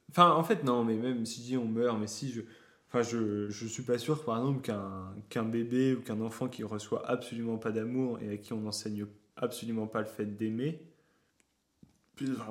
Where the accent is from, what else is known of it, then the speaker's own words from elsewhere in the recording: Paris, Île-de-France, France; Moi, je suis parisien.